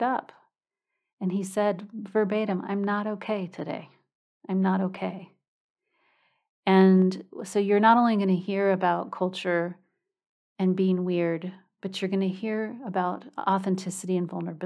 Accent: United States; moved away as an adult; now in Europe; I'm from the United States

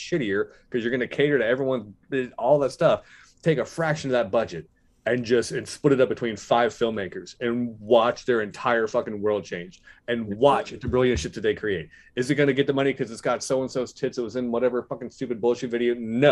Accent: Missouri, United States; growing up in Missouri

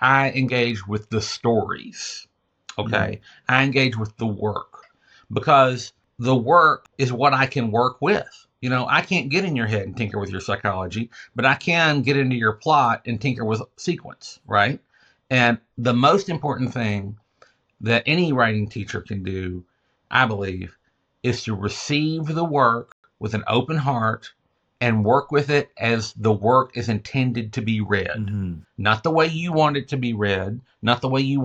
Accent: the American South, United States; I'm a Southerner

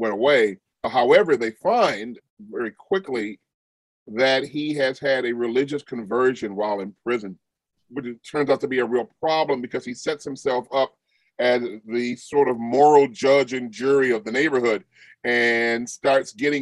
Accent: Chicago, Illinois, United States; I grew up for the most of my time in Morgan Park

